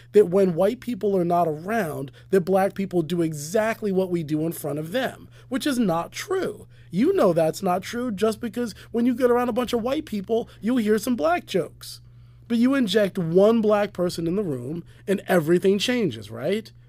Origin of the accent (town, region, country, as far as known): United States